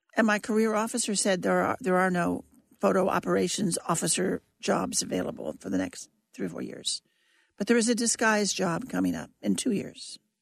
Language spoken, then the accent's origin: English; Kansas, United States; moved away as an adult; also born or lived in Germany / Washington, D.C.; I was from Kansas